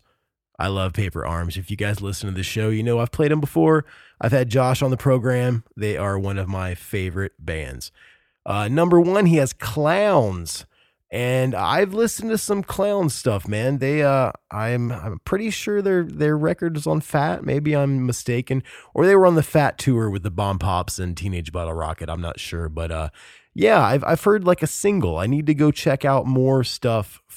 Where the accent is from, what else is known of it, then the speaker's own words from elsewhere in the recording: United States; being an American